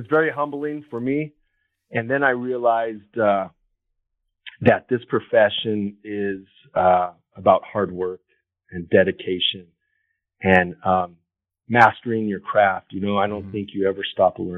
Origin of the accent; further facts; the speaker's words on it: Los Angeles, California, United States; moved away as an adult; also born or lived in Washington, D.C. / Colorado; I grew up here in Los Angeles.